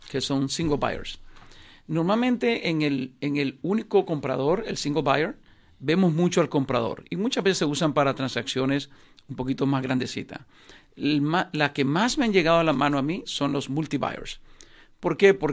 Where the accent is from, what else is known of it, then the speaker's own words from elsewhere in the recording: Nicaragua; Yo soy nicaragüense y lástima, no he hecho nunca un negocio